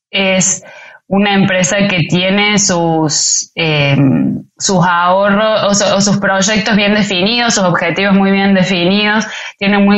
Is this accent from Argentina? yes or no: no; Mexico City, Mexico; Em, DF, históricamente, desde que soy chica, Ciudad de México tiene problemas con agua